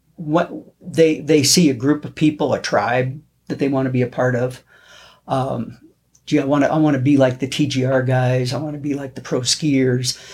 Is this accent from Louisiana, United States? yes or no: no; North Idaho, United States; now in Bozeman, United States; I grew up in North Idaho